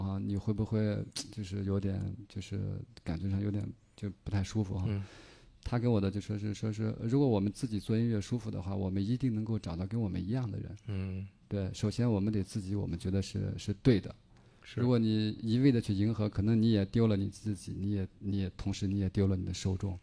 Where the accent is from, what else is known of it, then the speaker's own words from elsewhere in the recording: Shandong, China; moved away; 我从山东过来